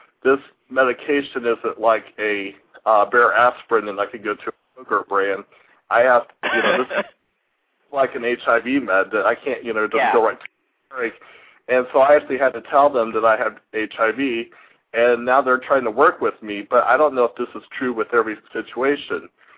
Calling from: Indiana, United States; I'm from Indiana.

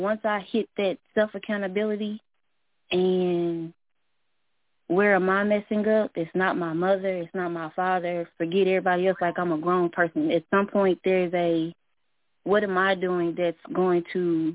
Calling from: Little Rock, Arkansas, United States; I'm calling from Little Rock, Arkansas

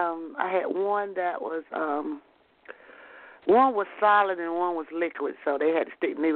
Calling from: South Carolina, United States; I'm calling from South Carolina.

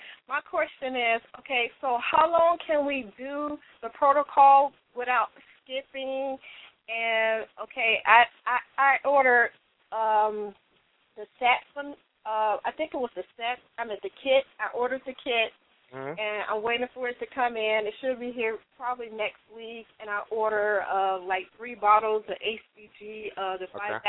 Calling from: Fontana, California, United States; I'm calling from Fontana.

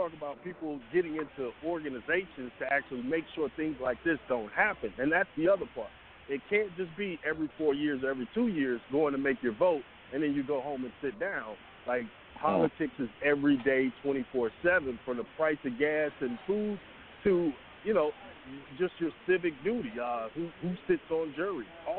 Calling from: Atlanta, Georgia, United States; I'm in Atlanta, man.

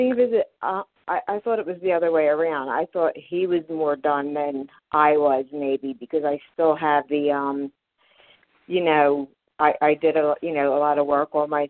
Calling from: Philadelphia, Pennsylvania, United States; I'm from Philadelphia, Pennsylvania.

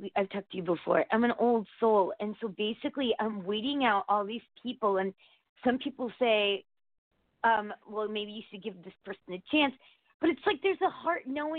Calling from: Connecticut, United States

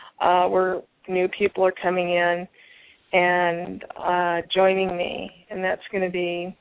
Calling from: Tucson, Arizona, United States; calling from Tucson.

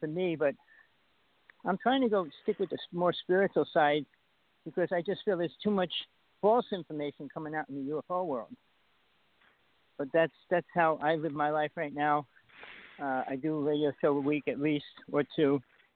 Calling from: Big Island of Hawaii, United States; I'm calling from the Big Island of Hawaii

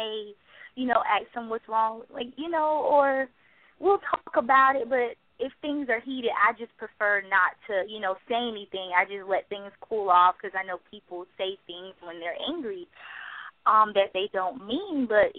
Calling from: South Carolina, United States; I'm calling from South Carolina.

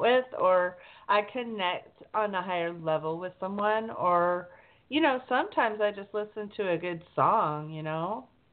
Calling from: California, United States; I'm calling from California.

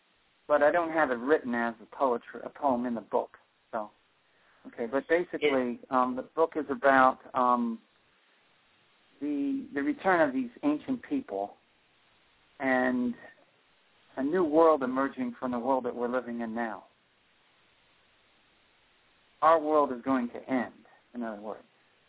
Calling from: Rockaway, New Jersey, United States; Rockaway, New Jersey.

